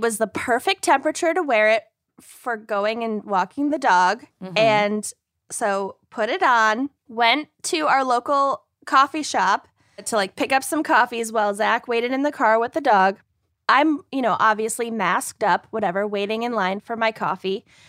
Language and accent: English; Kenya; So I was like, I'm Kenyan.